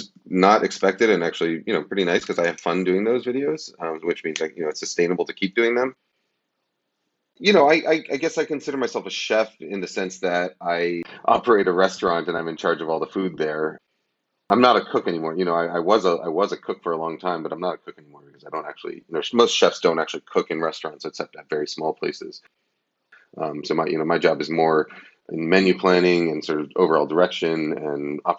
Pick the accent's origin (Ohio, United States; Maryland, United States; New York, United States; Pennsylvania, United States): New York, United States; also born or lived in Boston; I grew up in New York, lived in Boston for 10 years, and then back in New York for 5 years while my wife was in grad school.